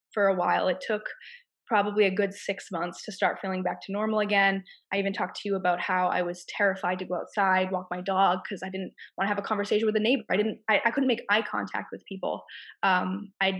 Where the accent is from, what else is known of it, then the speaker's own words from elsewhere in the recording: Massachusetts, United States; moved away as an adult; I'm from Massachusetts and I had to plan my escape